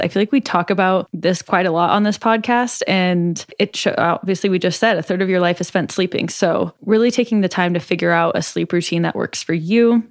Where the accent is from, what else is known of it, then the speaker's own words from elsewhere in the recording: Omaha, Nebraska, United States; in Omaha, in my hometown